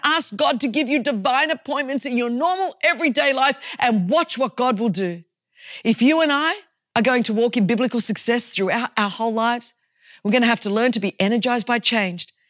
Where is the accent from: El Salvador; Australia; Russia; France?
Australia; I come from Australia and I come from a Greek culture